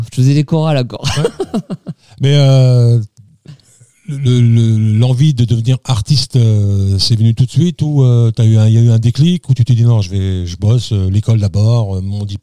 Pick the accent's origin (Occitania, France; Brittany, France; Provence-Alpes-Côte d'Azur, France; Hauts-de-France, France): Occitania, France; Toulouse; Ouais, j'ai grandi à Toulouse.